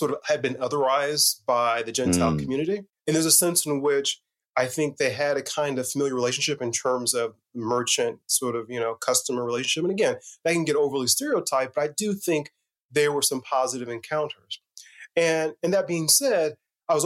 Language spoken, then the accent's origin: English; Northeast Indiana, United States; I grew up in Indiana, in a small rural town, Northeast Indiana.